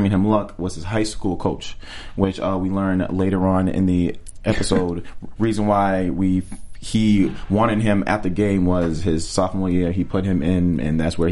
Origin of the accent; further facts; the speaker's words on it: Boston, Massachusetts, United States; I am from Boston